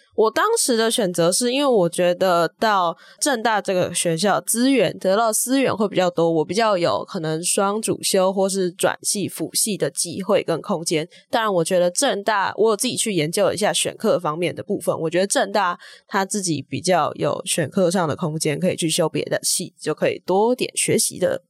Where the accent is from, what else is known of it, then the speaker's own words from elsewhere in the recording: Taipei, Taiwan; 我是来自台北的正大附中，然后我现在就读的是正大中文系的大一